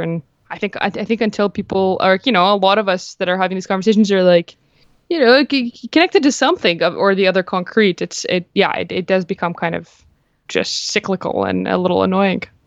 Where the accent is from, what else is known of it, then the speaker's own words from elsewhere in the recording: Jordan; moved away; I'm uh, originally Palestinian, but like I grew up in Jordan